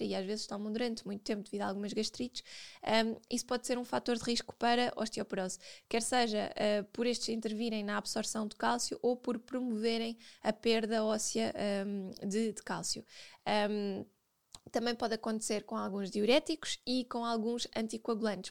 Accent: Portugal; Nós, como bons portugueses

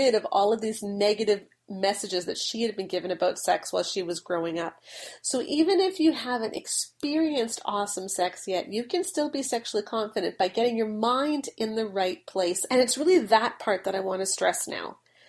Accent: United Kingdom; but the problem is that I'm British.

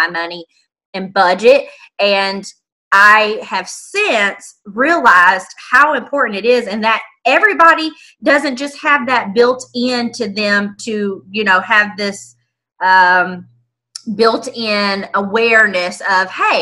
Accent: Indianapolis, Indiana, United States; Born and raised in Indianapolis, right in the heart of it

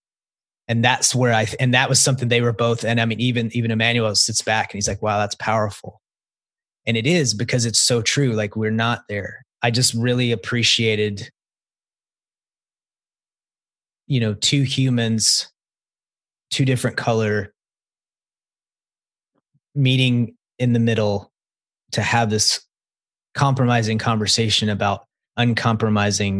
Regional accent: the South, United States; I grew up in the South

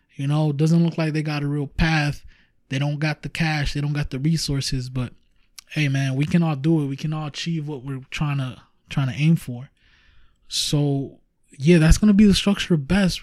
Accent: Huntington Park, California, United States; we are from Huntington Park, California

